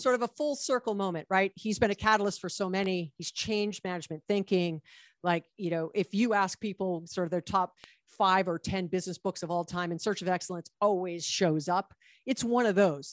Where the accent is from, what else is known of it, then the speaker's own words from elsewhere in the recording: Hawaii, United States; now in Los Angeles, United States; I was born and raised in Hawaii